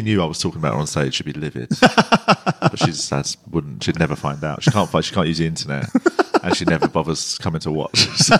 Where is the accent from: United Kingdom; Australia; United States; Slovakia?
United Kingdom; England; It's that weird one where I was always aware that sort of I'm English.